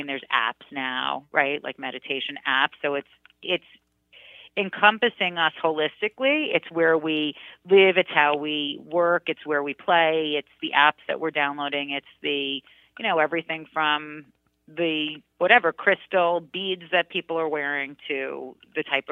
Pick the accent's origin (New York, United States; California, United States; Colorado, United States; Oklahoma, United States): New York, United States; New York City; at 12, and as a New Yorker, I mean, my God, I was a Queens kid. I was a city girl.